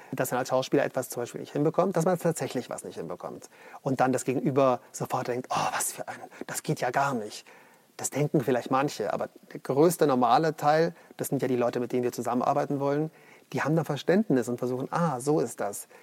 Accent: Munich, Bavaria, Germany; Also ich komme aus München.

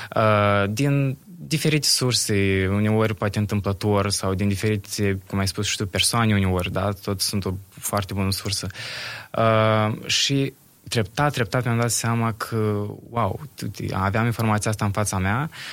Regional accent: Bălți, Moldova; sunt din Bălți

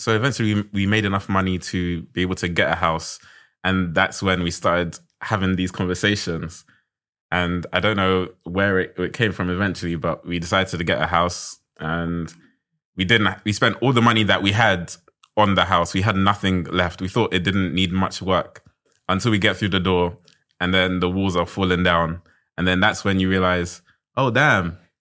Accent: London, United Kingdom; I'm from South London.

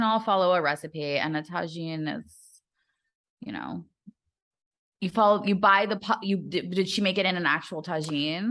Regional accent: United States; I'm just too American

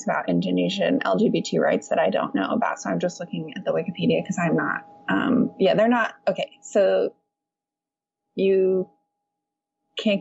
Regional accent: United States; moved away; I'm an American

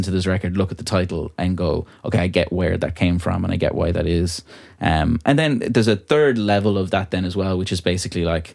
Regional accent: Ballyvaughan, Connacht, Ireland; accent: country; moved away as an adult; also born or lived in Dublin; now in Ballyvaughan, Ireland; It's my hometown that I grew up

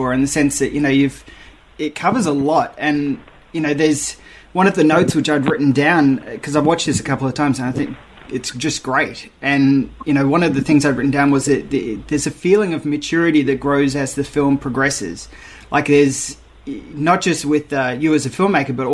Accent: Perth, Western Australia, Australia; I grew up in Perth

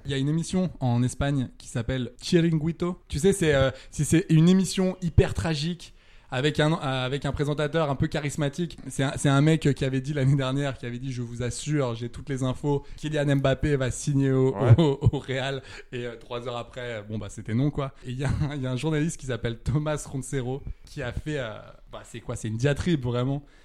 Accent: Saint-Étienne, Auvergne-Rhône-Alpes, France; comme on dit chez moi à Saint-Étienne

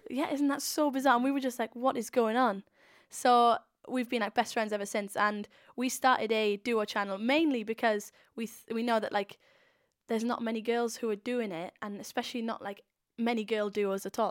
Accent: Swansea, Wales, United Kingdom; I'm I'm from Swansea.

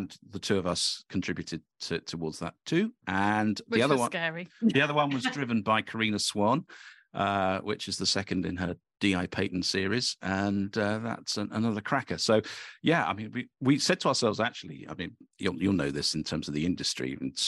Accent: Cambridge, East of England, United Kingdom; I'm from Cambridge originally

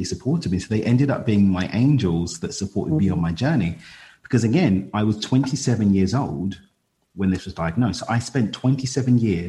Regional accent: East London, Essex, East of England, United Kingdom; we're from East London. We moved out to Essex, which is the county to the east of London

